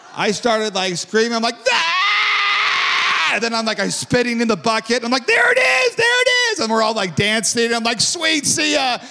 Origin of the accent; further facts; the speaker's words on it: Huntington Beach, California, United States; I grew up in Huntington Beach, Edison High School